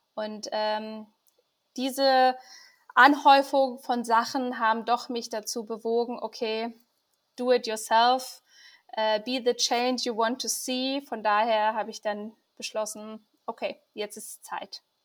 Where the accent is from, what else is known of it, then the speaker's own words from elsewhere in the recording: Iran; als gebürtige Iranerin